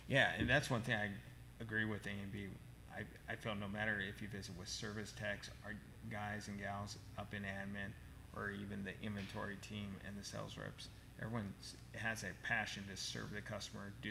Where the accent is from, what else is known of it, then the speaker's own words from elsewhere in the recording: Colorado, United States; also born or lived in Omaha, Nebraska; now in Sioux Falls, United States; I'm originally from Colorado, and when I first moved from Colorado, Omaha, Nebraska, and then Omaha, Nebraska, out here at Sioux Falls